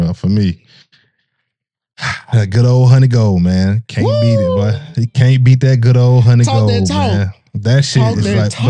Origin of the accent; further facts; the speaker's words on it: Chattanooga, Tennessee, United States; I'm from Chattanooga.